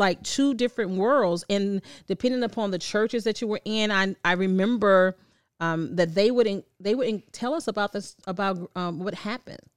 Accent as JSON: {"language": "English", "region": "the South", "country": "United States", "said": "I'm still a Southerner"}